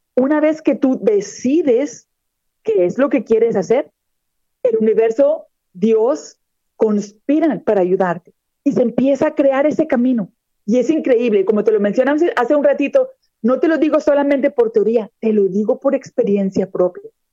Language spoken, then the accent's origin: Spanish; Monterrey, Nuevo León, Mexico; moved away as an adult; also born or lived in Texas; now in Florida, United States; yo soy mexicana de nacimiento, nací en la ciudad de Monterrey, Nuevo León, está en el norte de México. Sin embargo, ya tengo 23 años de residir en los Estados Unidos.